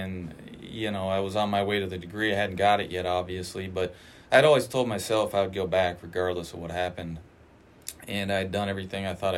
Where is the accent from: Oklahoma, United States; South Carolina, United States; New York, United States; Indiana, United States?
Indiana, United States; moved away as an adult; now in Charleston, Illinois, United States; I grew up in as small a town in Indiana as it gets